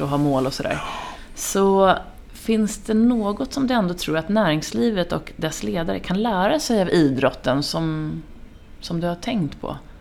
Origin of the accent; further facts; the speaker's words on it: Finland; jag är ju finne i grunden